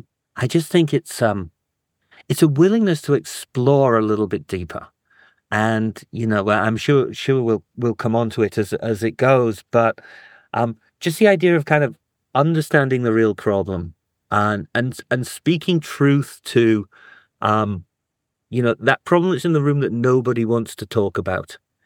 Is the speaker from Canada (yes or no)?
no; North East England, United Kingdom; also born or lived in Germany / Africa; So I was born in Germany. We moved down to Africa when I was a kid. And then I was in the northeast of England.